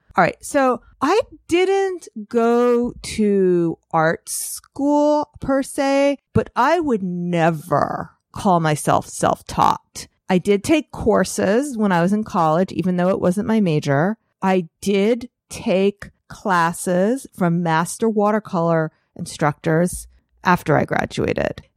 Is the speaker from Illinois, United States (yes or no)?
no; New York, United States; as a New Yorker